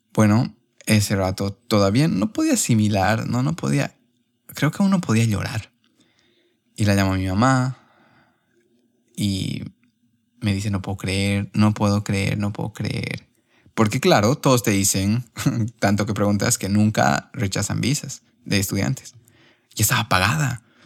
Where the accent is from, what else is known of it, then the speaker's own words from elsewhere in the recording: Cochabamba, Bolivia; moved away as an adult; also born or lived in Spain; now in Barcelona, Spain; si mis R's se notan más, es porque soy de Cochabamba.